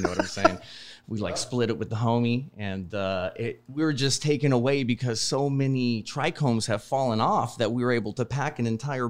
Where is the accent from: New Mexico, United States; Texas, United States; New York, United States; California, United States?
Texas, United States; also born or lived in Iowa; I was born in Iowa and then I grew up mostly in Texas.